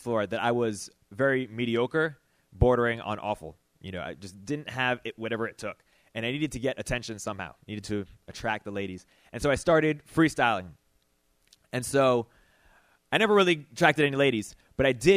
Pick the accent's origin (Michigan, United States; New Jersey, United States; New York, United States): Michigan, United States; Detroit; I'm from Detroit